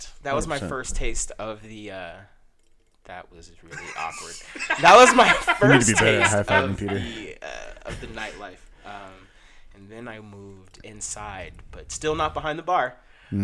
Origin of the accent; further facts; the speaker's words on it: Georgia, United States; I am originally from Georgia. Spent most of my life out here, though.